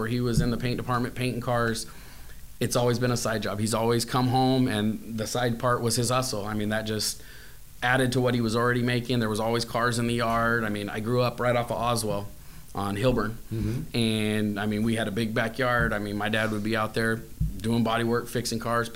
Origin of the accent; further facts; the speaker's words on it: Bakersfield, California, United States; born and raised in Bakersfield. Been here all my life